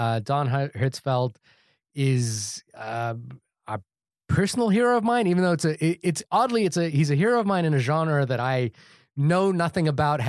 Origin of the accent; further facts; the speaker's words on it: India; I wanted to see the Sanjay one because I'm Indian, and I wanted to see like a Pixar.